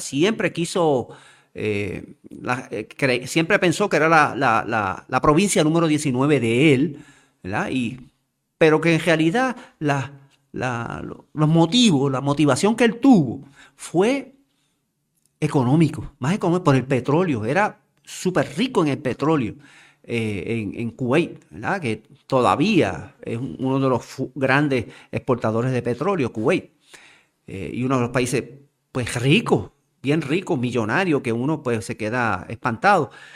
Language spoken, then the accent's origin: Spanish; Puerto Rico; como puertorriqueños